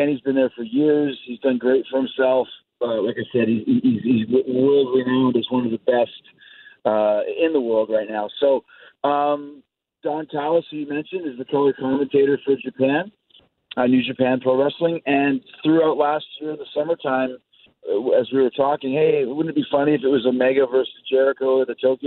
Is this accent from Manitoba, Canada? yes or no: yes; Winnipeg, Manitoba, Canada; I'm really, really proud of the fact that I grew up in Winnipeg